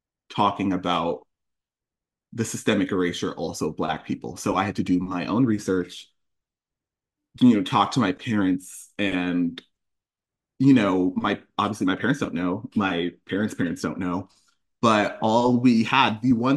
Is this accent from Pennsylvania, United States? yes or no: no; Connecticut, United States; I grew up here